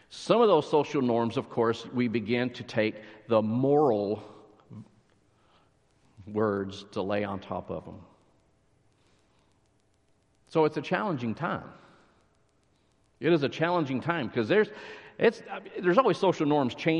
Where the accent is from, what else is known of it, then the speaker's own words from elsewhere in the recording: near Lubbock, West Texas, United States; now in McKinney, United States; I grew up near Lubbock, so small town, West Texas